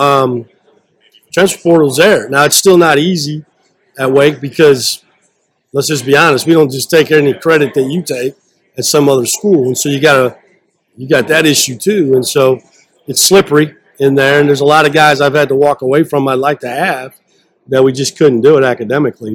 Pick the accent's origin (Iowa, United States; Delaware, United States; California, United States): Iowa, United States; I'm from Iowa, but I always tell them I'm from the show me state